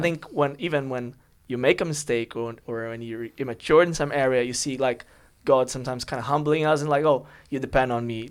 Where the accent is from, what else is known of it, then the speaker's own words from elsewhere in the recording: São Paulo, Brazil; English is a second language; moved away as an adult; now in London, United Kingdom; I'm from Brazil